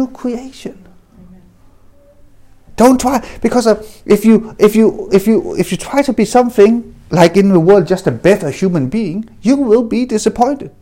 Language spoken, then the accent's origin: English; Denmark; I was adopted, I grew up in Denmark